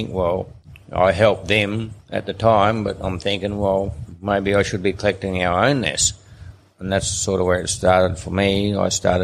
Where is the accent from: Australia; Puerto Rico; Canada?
Australia; Swim Creek, Northern Territory; also born or lived in Mary River, Northern Territory; I think I was 10 years or 11 years old when we come to Swim Creek